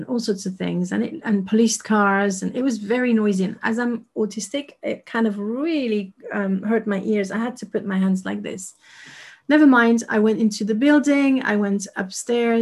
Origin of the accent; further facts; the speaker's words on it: Paris, Île-de-France, France; moved away as an adult; now in United Kingdom; I was born and raised in Paris, lived there for 36 years, and I moved to the UK